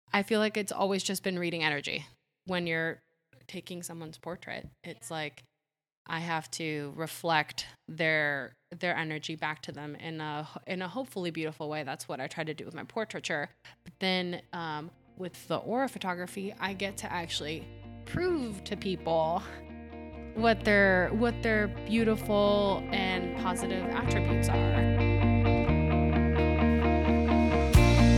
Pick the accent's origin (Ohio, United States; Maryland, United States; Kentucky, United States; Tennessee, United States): Ohio, United States; English is a second language; also born or lived in Puerto Rico; I was born in Puerto Rico, lived there till I was eight, and then we moved to Ohio